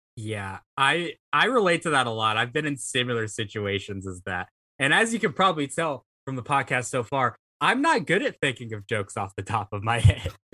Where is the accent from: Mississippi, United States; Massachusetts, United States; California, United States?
Mississippi, United States; I'm from Mississippi